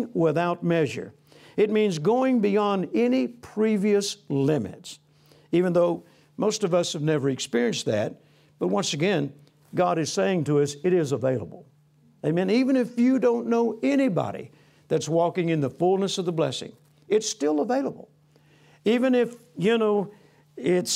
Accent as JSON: {"language": "English", "region": "Louisiana", "country": "United States", "tie": "born or raised there", "also_born_or_lived": "Mississippi", "said": "I was born on a farm in Mississippi. I grew up in Louisiana. I'm a country boy."}